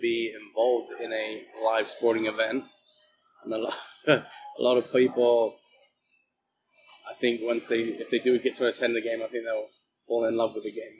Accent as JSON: {"language": "English", "region": "England", "country": "United Kingdom", "said": "Well, I'm English, so I guess I guess it doesn't matter."}